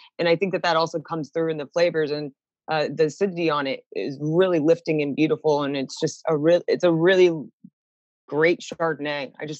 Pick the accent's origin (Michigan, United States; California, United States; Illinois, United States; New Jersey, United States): California, United States; I'm from California